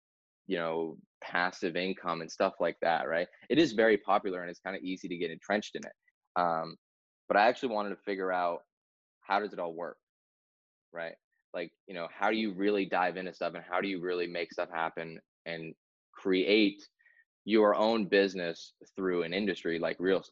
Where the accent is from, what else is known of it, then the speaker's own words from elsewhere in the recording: New Hampshire, United States; I'm from New Hampshire, born and raised. Been through all the winters ever since I was a kid